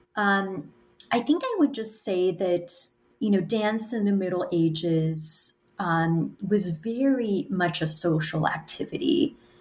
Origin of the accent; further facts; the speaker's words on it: United States; I'm an American, I'm, I'm talking to you from the United States